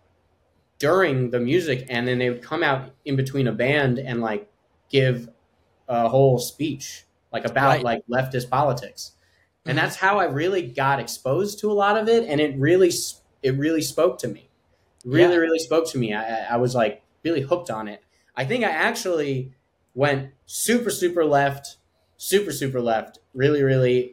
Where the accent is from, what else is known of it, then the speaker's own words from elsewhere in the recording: Long Island, New York, United States; growing up on Long Island, where the specific town that we grew up